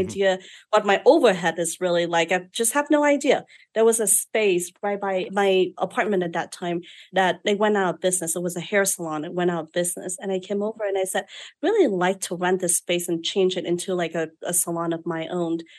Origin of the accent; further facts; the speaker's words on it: Vietnam; moved away as an adult; now in United States; I was born and raised in Vietnam